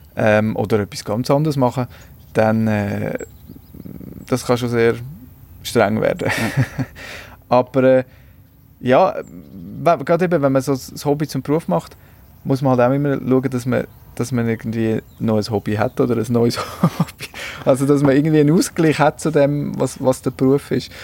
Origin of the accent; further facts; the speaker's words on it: Switzerland; bei uns in der Schweiz